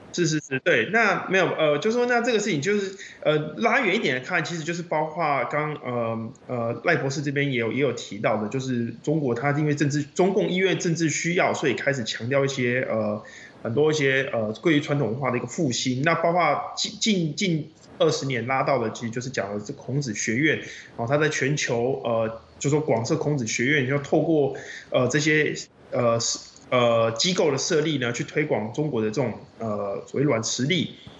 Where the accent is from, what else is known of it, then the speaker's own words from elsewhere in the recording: Taiwan; 作为台湾人，就是我过去也在，呃，留学期间